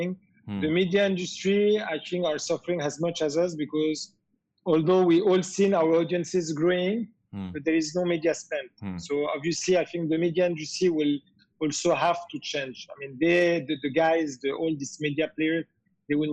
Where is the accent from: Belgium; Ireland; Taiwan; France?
France; moved away as an adult; now in Dubai, United Arab Emirates; being French, I come from France where I pay 50% of tax on my revenue.